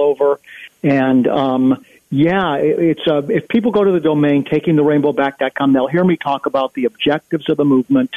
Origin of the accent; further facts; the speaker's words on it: United States; as an American